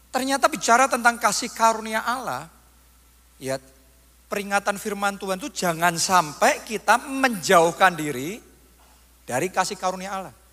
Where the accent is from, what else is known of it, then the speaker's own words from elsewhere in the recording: Surakarta, Central Java, Indonesia; ya kalau kita orang Solo ngomong ketibannya enak terus.